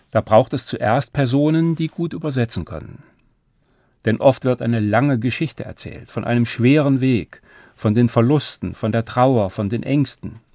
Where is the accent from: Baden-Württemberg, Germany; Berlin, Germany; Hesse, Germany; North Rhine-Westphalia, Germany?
Hesse, Germany; Ich bin kein Migrant, bin in Hessen geboren und die meiste Zeit hier geblieben. Doch es waren verschiedene Orte, in die wir als Familie weitergezogen sind.